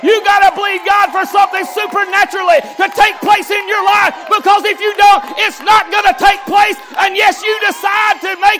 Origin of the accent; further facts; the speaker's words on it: Groesbeck, Texas, United States; I was born in Groesbeck, raised in Groesbeck.